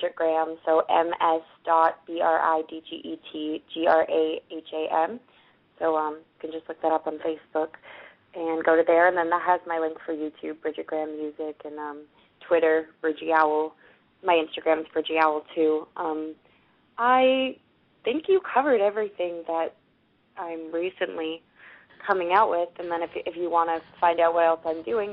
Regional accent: Canada; also born or lived in Vancouver; I'm Canadian

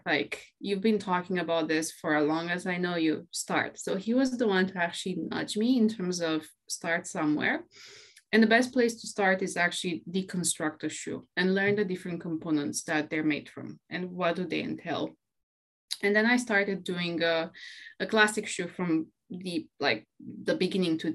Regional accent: Romania; moved away as an adult; now in London, United Kingdom; I'm originally from Romania. I was born and raised there. And actually, 5 years ago, I moved to the UK and I'm living now in London.

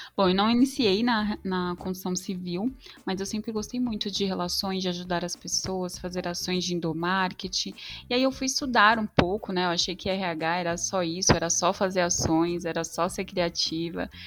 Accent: São Paulo, Brazil; sou de São Paulo

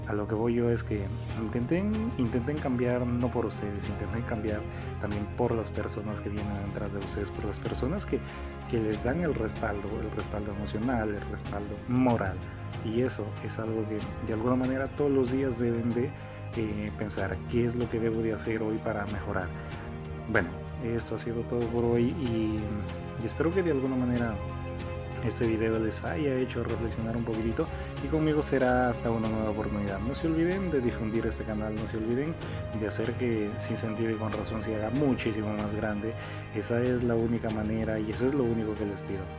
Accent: Peru; conocer Machu Picchu porque yo soy de Perú.

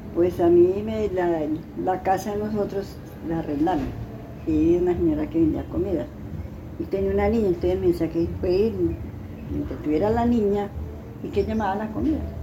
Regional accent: La Vega de los Padres, Tolima, Colombia; now in Armero, Colombia; yo soy de La Vega de los Padres

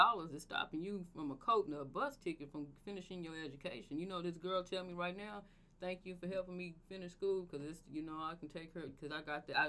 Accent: Tulsa, Oklahoma, United States; I grew up in the hood and I'm from North Tulsa

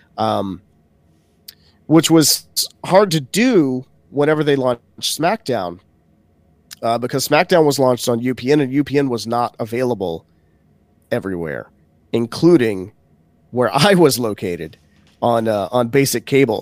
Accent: Baton Rouge, Louisiana, United States; Baton Rouge, Louisiana, which is my hometown

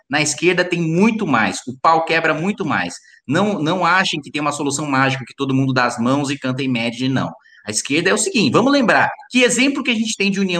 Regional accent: interior of São Paulo, Brazil; Aqui eu sou o único caipira

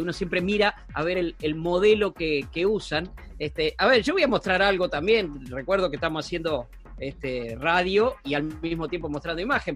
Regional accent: Puan, Buenos Aires Province, Argentina; Puan, mi pueblo

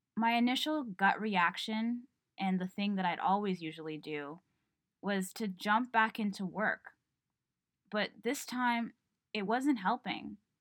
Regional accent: Toronto, Ontario, Canada; I was born and raised in Toronto

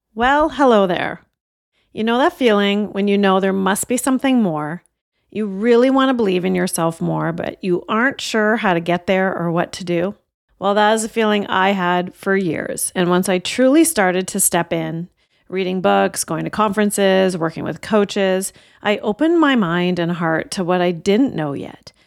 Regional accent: Canada; my parents came from India in the late sixties, and I was born in Canada

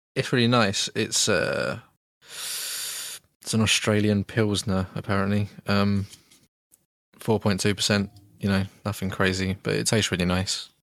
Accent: United Kingdom; we're both British

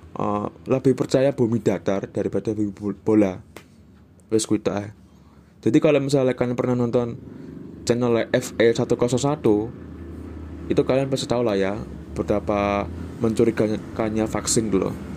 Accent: Java, Indonesia; accent: Javanese; first language Javanese; Indonesian is a second language; lidahku sebagai orang Jawa itu kayak kurang terbiasa

